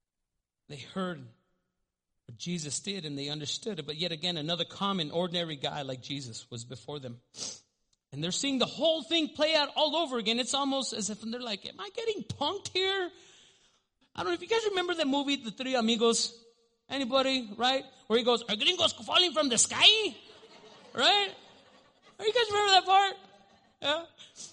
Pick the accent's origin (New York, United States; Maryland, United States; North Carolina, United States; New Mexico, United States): New Mexico, United States; Albuquerque; I grew up in the South Valley, and I'm no longer there